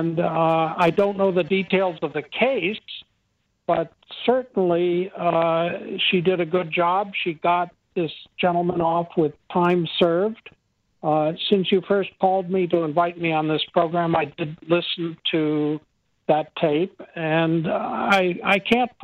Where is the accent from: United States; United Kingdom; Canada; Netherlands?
United States